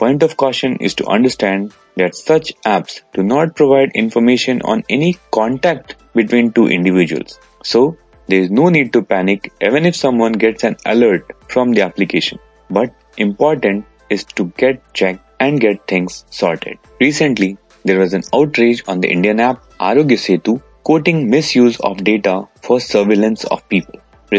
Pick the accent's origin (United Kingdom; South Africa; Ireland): Ireland; Dublin, Leinster; from Dublin, Ireland.